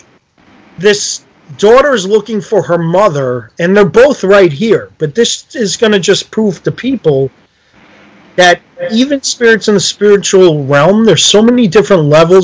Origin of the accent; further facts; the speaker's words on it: New York, United States; moved away as an adult; now in New Jersey, United States; I live in New Jersey. I'm from New York